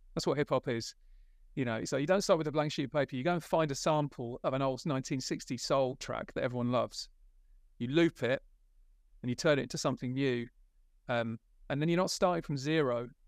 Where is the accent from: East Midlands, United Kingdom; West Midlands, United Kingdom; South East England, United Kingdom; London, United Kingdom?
West Midlands, United Kingdom; I grew up in the West Midlands, in a little village